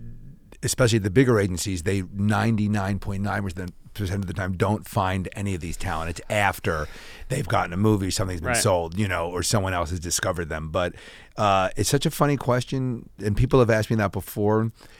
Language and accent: English; Pennsylvania, United States; moved away as an adult; The suburbs of Philadelphia.